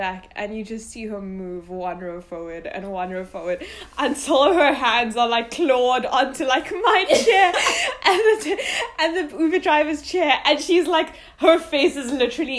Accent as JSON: {"language": "English", "country": "India", "said": "because like culture shock, I'm Indian."}